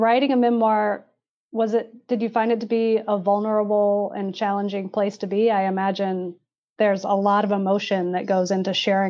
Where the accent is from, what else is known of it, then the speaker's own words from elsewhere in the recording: the South, United States; now in Durham, United States; I grew up in the South and I wanted to get out, and I left for 10 years. And then I came back to Durham, of all places.